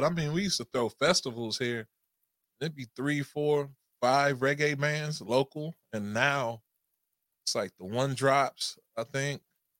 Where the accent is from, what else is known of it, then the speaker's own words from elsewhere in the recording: California, United States; Growing up in California